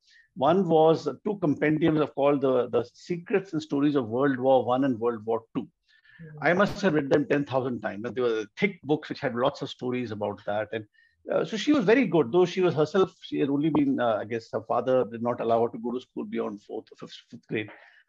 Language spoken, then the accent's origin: English; Bangalore, Karnataka, India; also born or lived in Delhi; In fact, I grew up partly in Delhi and partly in Malleshwaram, Bangalore.